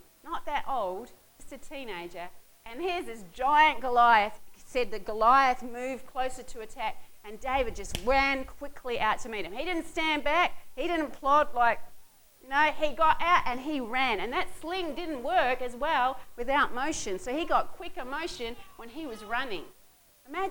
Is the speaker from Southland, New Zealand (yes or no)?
yes; Southland, New Zealand; I come from Southland, and there's mud.